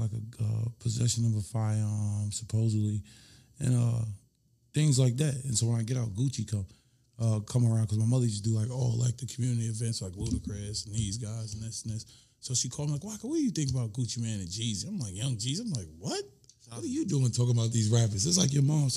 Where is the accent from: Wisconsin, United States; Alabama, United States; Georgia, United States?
Georgia, United States; Clayton County; I'm from Clayton County